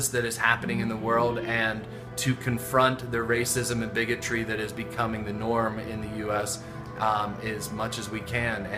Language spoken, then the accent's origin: English; Pittsburgh, Pennsylvania, United States; the culture that we grew up in Pittsburgh